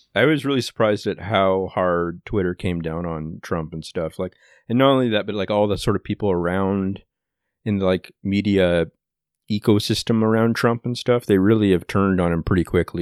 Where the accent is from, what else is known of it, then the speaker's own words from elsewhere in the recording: Canada; as a Canadian